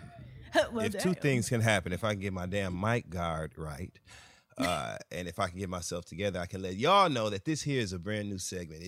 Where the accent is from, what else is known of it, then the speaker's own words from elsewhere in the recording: Flint, Michigan, United States; I had to go home. I was Adele. Oh, I'm my hometown. I was Adele. I went to Flint this weekend.